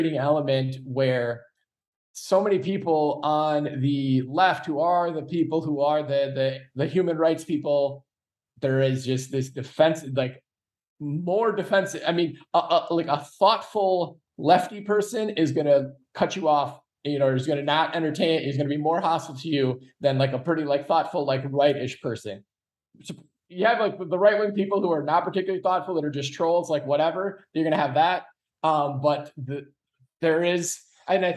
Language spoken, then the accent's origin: English; Iowa, United States; Iowa, my home state where I'm at right now